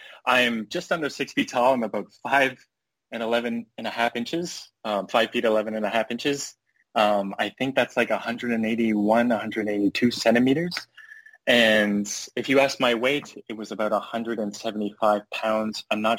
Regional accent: Cold Lake, Alberta, Canada; I was born in the west of Canada in Alberta. I grew up in Cold Lake, which is a pretty big Air Force base in Canada. And I grew up there with my family until I was about 10 or 11.

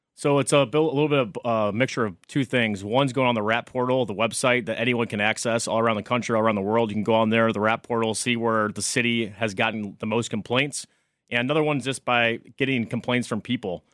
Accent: St. Louis, Missouri, United States; also born or lived in Oklahoma; now in New York City, United States; I'm originally from Saint Louis, Missouri, moved to New York City

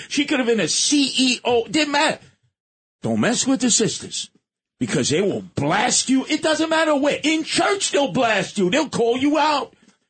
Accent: Brownsville, New York, United States; I was born in Hegeman. You know the man. So I'm from the Ville, never ran, never will.

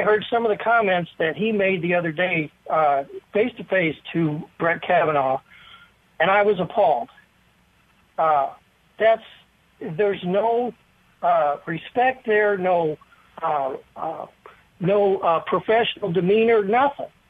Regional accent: Springfield, Illinois, United States; Springfield is my hometown.

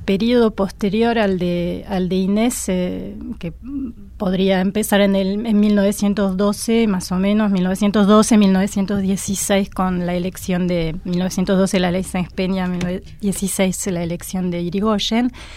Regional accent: France; moved away; yo soy francesa

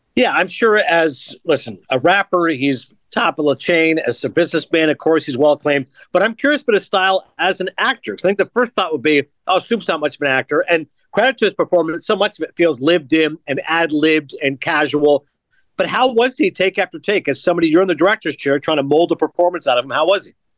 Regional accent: Toronto, Ontario, Canada; my hometown of Toronto

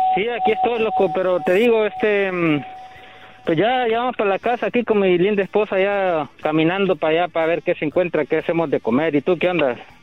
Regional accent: Honduras; Yo, yo soy catracho, loco, soy de Honduras

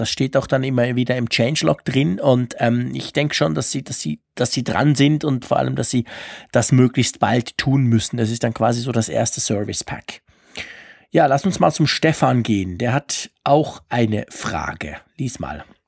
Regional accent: Switzerland; Ich versuche Deutsch zu sprechen als Schweizer

